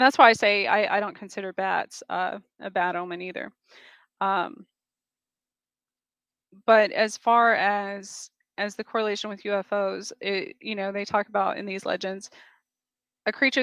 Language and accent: English; Gila wilderness, southwestern New Mexico, United States; moved away; growing up in the Gila wilderness in southwestern New Mexico